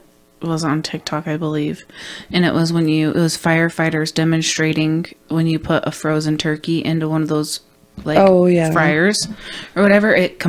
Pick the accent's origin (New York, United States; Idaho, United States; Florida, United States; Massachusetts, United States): Idaho, United States; we're from Idaho